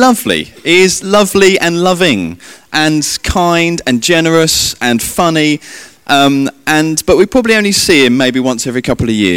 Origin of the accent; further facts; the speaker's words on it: England, United Kingdom; me being English